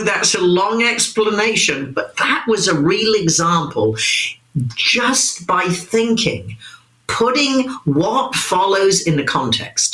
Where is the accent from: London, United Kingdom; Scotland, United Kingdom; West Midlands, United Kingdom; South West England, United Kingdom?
South West England, United Kingdom; Wimborne; moved away; a little girl growing up in Wimborne, Dorset